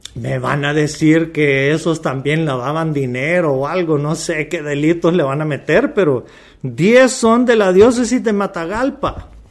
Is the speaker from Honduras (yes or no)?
yes; Honduras; como hondureño